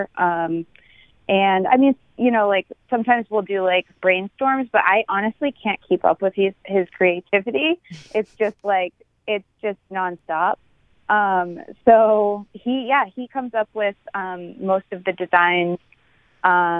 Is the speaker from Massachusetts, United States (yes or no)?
yes; Cape Cod, Massachusetts, United States; I grew up on the East Coast, actually Cape Cod